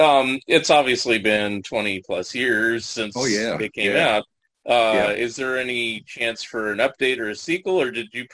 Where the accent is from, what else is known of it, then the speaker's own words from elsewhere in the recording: San Jose, California, United States; also born or lived in San Francisco; I grew up in Northern California, so San Jose area, and I lived in San Francisco for a number of years.